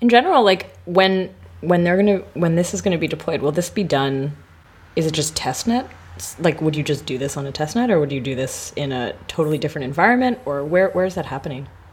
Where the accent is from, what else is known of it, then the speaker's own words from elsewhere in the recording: Canada; moved away; My home country, but not my home city